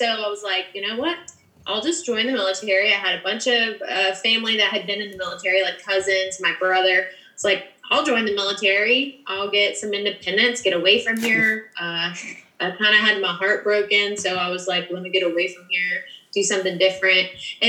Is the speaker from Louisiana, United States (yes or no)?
yes; New Orleans, Louisiana, United States; also born or lived in Alabama / Georgia; I am active duty in the Army. I'm from the South all over. Was born in New Orleans, grew up between there, Alabama, and Georgia. Ended up enlisting from North Alabama